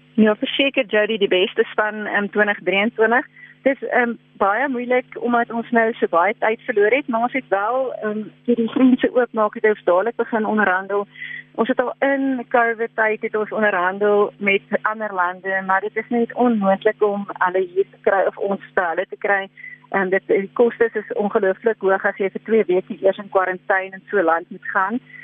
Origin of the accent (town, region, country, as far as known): South Africa